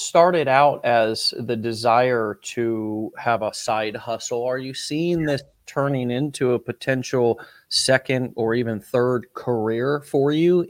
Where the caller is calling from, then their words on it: St. Petersburg, Florida, United States; where I'm calling in from, which is St. Petersburg, Florida, down here in the Sunshine State.